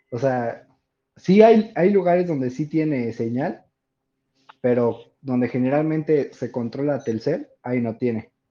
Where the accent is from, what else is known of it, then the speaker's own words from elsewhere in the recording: Peru; De Perú, de Perú.